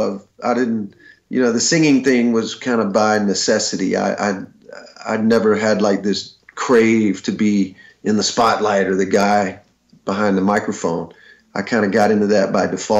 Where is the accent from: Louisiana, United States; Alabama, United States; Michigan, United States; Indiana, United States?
Alabama, United States; also born or lived in Birmingham, Alabama; I grew up in Alabama, and I had moved to Birmingham in the mid 80s